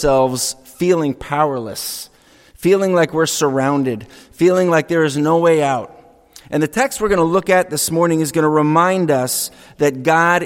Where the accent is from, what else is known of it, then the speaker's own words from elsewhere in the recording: Franklin, New Hampshire, United States; I grew up on Webster Lake. It's a little freshwater lake in West Franklin